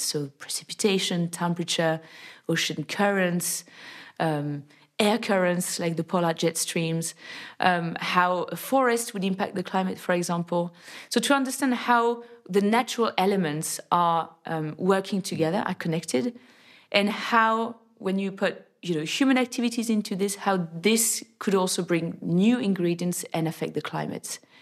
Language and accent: English; near Annecy, French Alps, Auvergne-Rhône-Alpes, France; I was born in the French Alps, in the lovely town of Annecy. And I grew up in a, in a very small village nearby